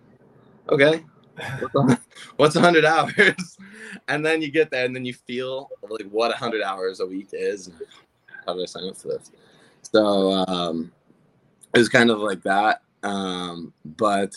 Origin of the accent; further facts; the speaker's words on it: Granville, Ohio, United States; moved away as an adult; also born or lived in Columbus, Ohio; I was from Granville, Ohio